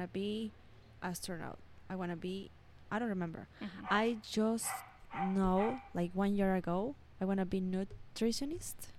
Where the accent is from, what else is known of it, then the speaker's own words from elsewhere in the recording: Costa Rica; I'm from here, Costa Rica.